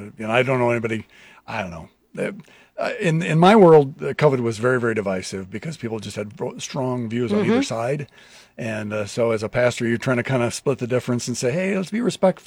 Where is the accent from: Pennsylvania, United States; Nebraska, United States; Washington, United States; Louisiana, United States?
Nebraska, United States; Lincoln; born or raised there